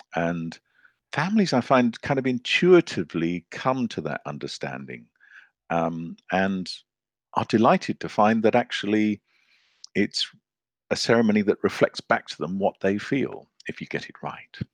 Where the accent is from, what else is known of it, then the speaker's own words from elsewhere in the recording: Zambia; moved away; also born or lived in Zimbabwe / Scotland / London; I grew up in Zambia